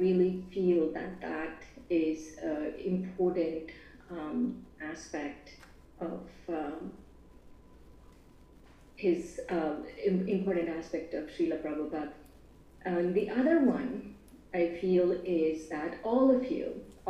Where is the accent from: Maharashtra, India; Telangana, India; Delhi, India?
Telangana, India; Hyderabad; moved away; We are from Hyderabad, from Andhra Pradesh.